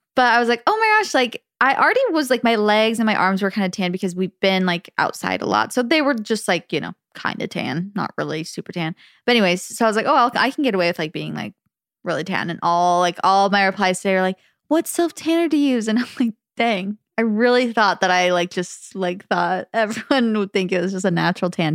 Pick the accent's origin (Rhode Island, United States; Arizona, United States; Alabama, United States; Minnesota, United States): Arizona, United States; the Valley; accent: Valley Girl; we grew up in the valley